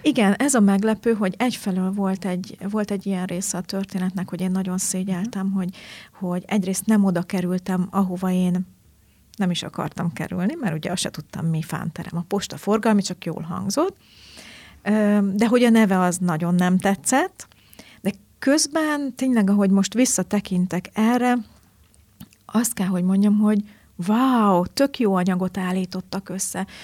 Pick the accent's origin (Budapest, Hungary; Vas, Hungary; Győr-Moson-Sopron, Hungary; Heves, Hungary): Heves, Hungary; Markaz; also born or lived in Eger / Tardona, Borsod / Kazincbarcika; nagy részt a Mátrában nőttem fel